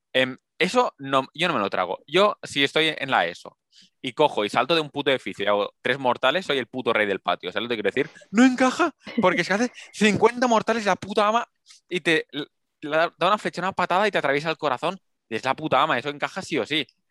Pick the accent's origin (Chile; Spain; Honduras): Spain; somos españoles